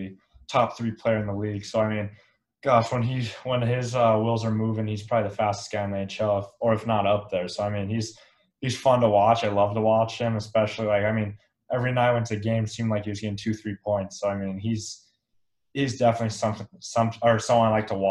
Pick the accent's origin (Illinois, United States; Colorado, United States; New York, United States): Colorado, United States; Elizabeth; growing up in Colorado, and actually grew up in a small town called Elizabeth, Colorado, which is about an hour south of Denver.